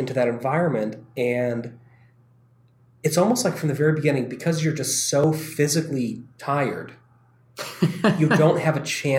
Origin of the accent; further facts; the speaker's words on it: Nevada, United States; she'd go inside the desert. I'm from Nevada.